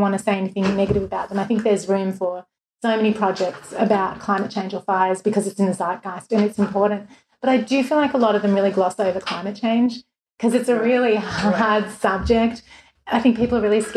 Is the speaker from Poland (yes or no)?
no; Melbourne, Victoria, Australia; moved away as an adult; now in Los Angeles, United States; in Melbourne, my hometown where I'd lived for 34 years